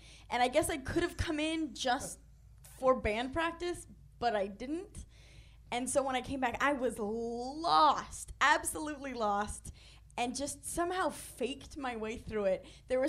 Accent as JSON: {"language": "English", "town": "Corona", "region": "California", "country": "United States", "said": "I'm from Southern California. Riverside County, Corona."}